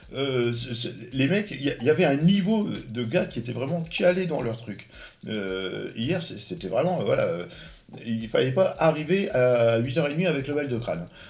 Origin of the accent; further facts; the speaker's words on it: Normandy, France; je suis normand